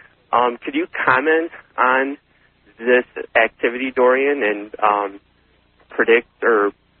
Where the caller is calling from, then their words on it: Saint Paul, Minnesota, United States; Hi, this is … I'm calling from St. Paul, Minnesota.